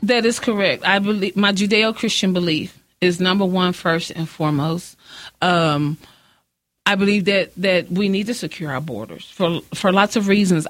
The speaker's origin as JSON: {"language": "English", "town": "Midland", "region": "Texas", "country": "United States", "tie": "born or raised there", "also_born_or_lived": "Odessa, Texas", "said": "I was born in Odessa, uh-huh. moved here in the ninth grade, went to Austin"}